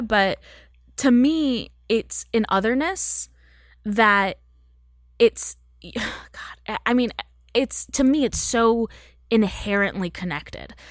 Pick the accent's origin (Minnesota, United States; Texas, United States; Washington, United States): Texas, United States; moved away as an adult; now in Los Angeles, United States; I grew up in Texas